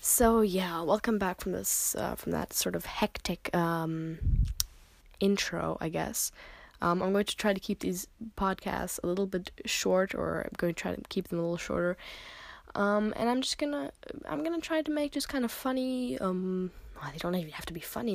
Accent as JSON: {"language": "English", "country": "United States", "moved": "yes", "lives_now": "Germany", "said": "I live in Germany. I am American"}